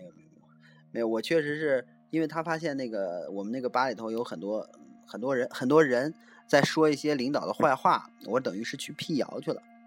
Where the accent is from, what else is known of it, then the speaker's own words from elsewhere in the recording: China; 咱们大陆这边